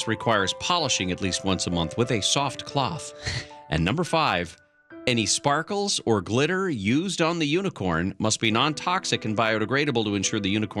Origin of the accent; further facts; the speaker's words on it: Kansas, United States; I think there's also something about being from Kansas. Usually people think I'm from New York.